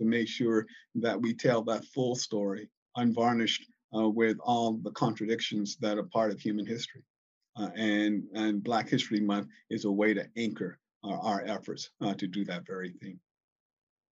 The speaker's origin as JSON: {"language": "English", "region": "Virginia", "country": "United States", "tie": "born or raised there", "moved": "yes", "lives_now": "Michigan, United States", "said": "I'm a kid of the South. I was born in Virginia in 1955"}